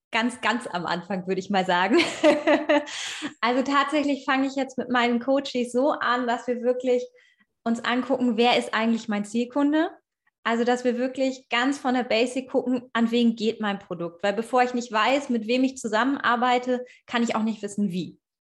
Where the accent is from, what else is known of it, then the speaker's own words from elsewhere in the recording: Hanover region, Schaumburg, Lower Saxony, Germany; ich komme aus der Region Hannover, eigentlich Schaumburgerin, aber ich fühle mich als Hannoveranerin.